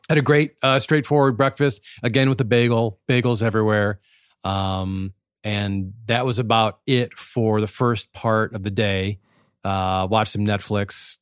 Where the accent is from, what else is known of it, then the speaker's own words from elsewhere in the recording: Midwest, United States; growing up in the Midwest